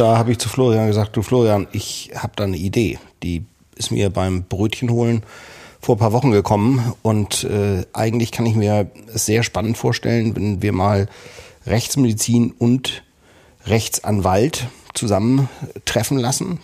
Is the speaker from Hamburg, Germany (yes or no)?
no; Kiel, Schleswig-Holstein, Germany; Wir stammen beide aus Kiel